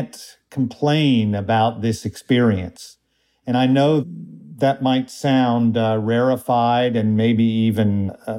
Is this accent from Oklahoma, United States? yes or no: yes; Tulsa, Oklahoma, United States; moved away; when I was growing up in Tulsa